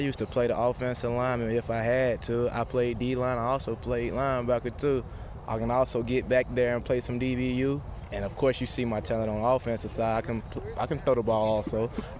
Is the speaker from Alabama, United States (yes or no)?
yes; Alabama, United States; I grew up in Alabama. Tuscaloosa was only a couple miles down the road